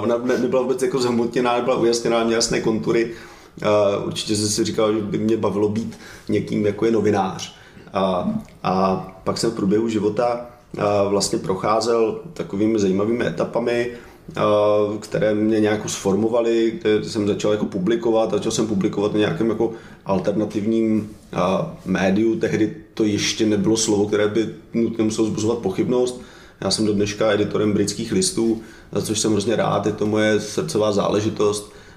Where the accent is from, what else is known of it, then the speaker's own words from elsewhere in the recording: Czechia; já jsem v České republice jsem Evropan, ale všude jinde jsem Čech, a jsem na to hrdý